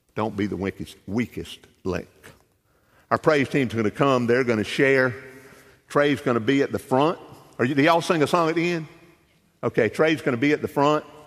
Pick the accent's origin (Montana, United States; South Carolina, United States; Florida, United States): South Carolina, United States; Darlington County, Lake Swamp; I grew up in Darlington County, grew up in the country, grew up in a little community called Lake Swamp.